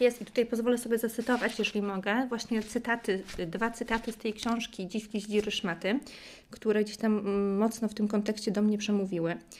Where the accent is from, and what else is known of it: Poland